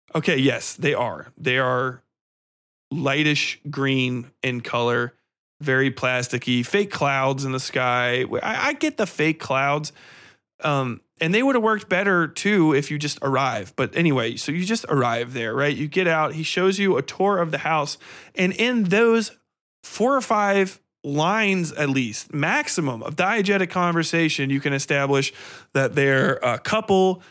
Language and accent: English; United States; I was raised in fucking suburbia. I'm American.